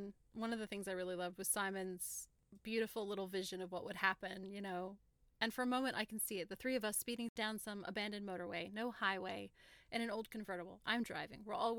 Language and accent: English; Oregon, United States; And I'm like, right here, 20 miles away from this exact Walmart. I was born around the corner, just literally, in that hospital.